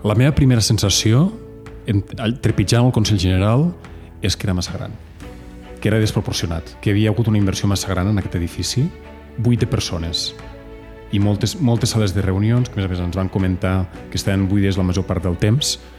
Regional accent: Andorra; A casa com la majoria de famílies andorranes que estem barrejats també amb gent de amb altres famílies d'aquí a Andorra

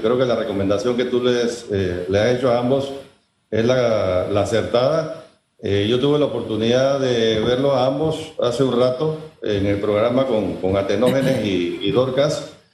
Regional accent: Panama; Como panameños

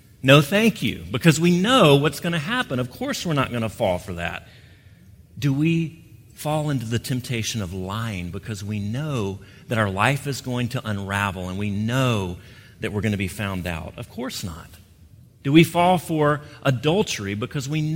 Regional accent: Gulf Coast, United States; moved away; I grew up on the Gulf Coast

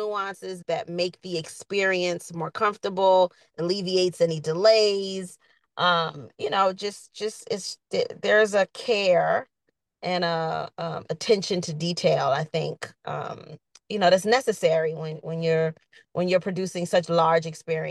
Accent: New York City, New York, United States; I'm from Queens. You know, I grew up in an inner city.

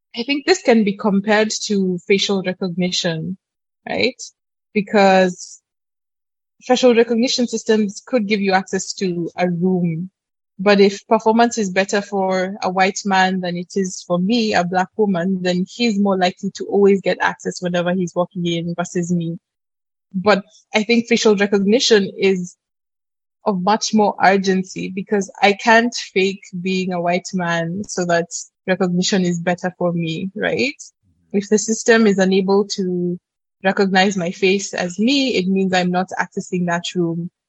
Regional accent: Kenya; born and bred in Kenya and essentially lived here for majority of 19 years of my life

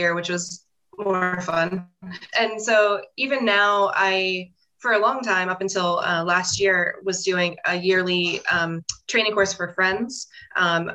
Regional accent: Pennsylvania, United States; I grew up in Pennsylvania, and I pretty much have lived in Pennsylvania my whole life

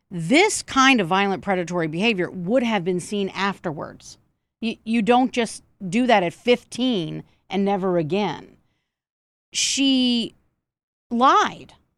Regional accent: Georgia, United States; some of it is in Georgia, my home state

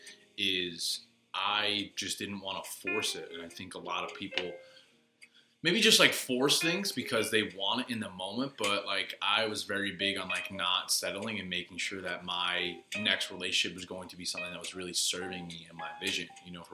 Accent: New York, United States; New York

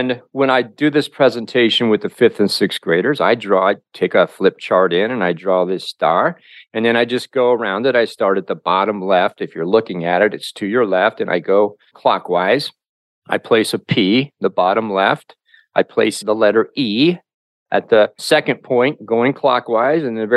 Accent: Covington, Ohio, United States; my hometown of Covington, Ohio

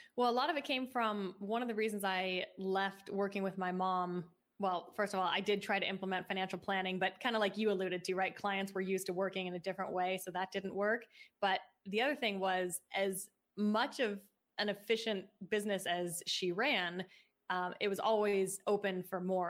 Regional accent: Seattle, Washington, United States; moved away; I grew up in Seattle and that's where my mom started the business

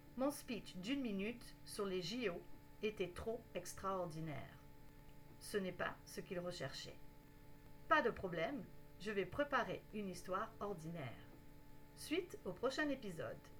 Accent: Canada; je suis canadienne

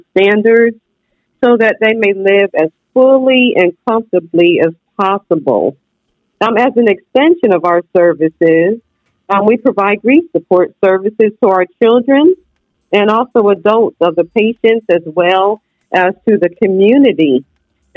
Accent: Bridgeport, Connecticut, United States; also born or lived in Germany / Korea / Texas / Polk County, Florida; now in Florida, United States; I was born in Bridgeport, Connecticut.

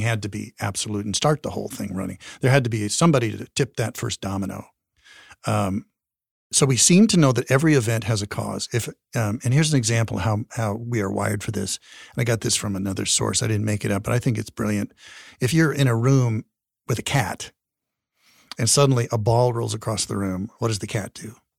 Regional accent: Wyoming, United States; also born or lived in Colorado; I'm from Wyoming

